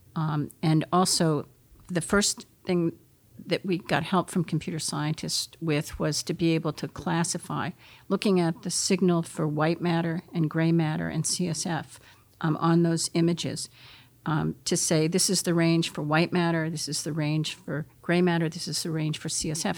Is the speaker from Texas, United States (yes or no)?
no; Concord, New Hampshire, United States; I was brought up in Concord, New Hampshire, across the street from the state hospital.